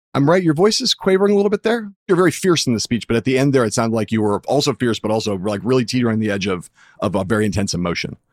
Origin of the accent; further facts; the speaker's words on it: California, United States; also born or lived in Michigan; I grew up in California